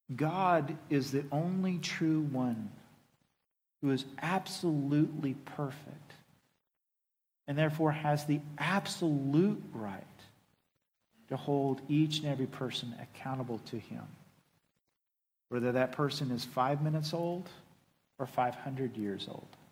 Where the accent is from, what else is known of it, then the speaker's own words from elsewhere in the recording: Oklahoma, United States; And I am a proud boy of the South. I am from Oklahoma